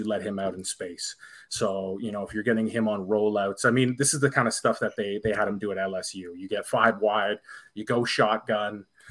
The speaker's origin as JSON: {"language": "English", "country": "Canada", "said": "I'm Canadian"}